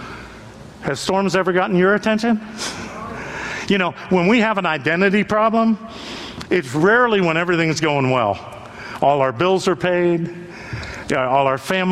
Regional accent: Youngstown, Ohio, United States; moved away; I'm from Youngstown, Ohio

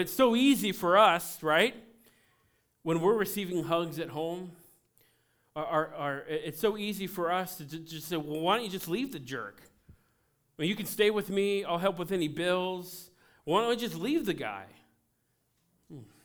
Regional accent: Cincinnati, Ohio, United States; I'm from Cincinnati

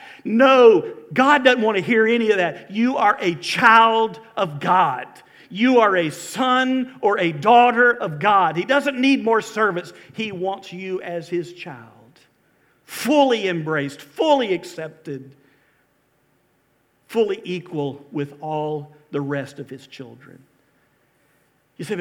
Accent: Valdosta, Georgia, United States; also born or lived in Mobile, Alabama / Lake Park, Georgia / Corsicana, Texas / Albany, Georgia; I grew up in South Georgia

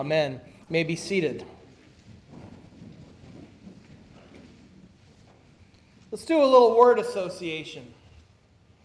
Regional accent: Minnesota, United States; I am a Scandinavian from Minnesota

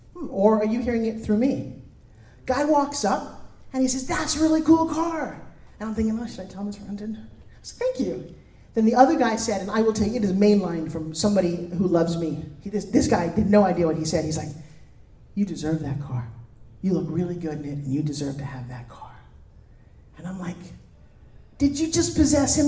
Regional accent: New York, United States; now in California, United States; I come from New York

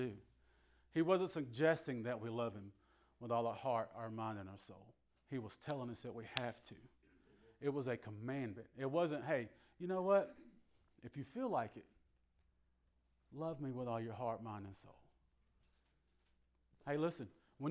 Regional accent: the South, United States; Now, I'm from the South.

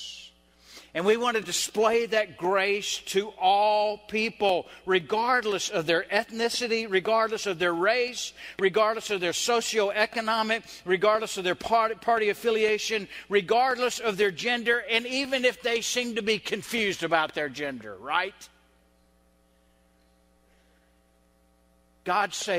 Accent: the South, United States; I'm Southern, I'm white, and I grew up in a Baptist church

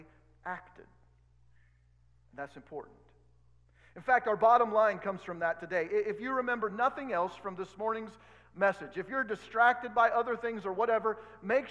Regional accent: Oregon, United States; now in Kansas, United States; I grew up in Oregon, so it's a little different.

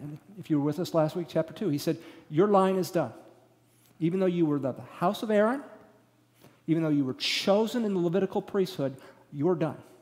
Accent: Houston, Texas, United States; I was from Houston.

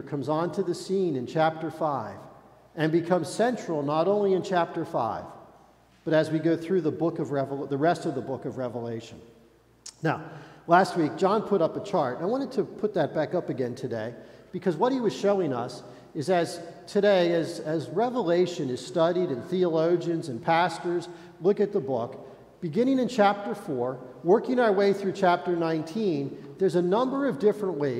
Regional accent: United States; as American believers

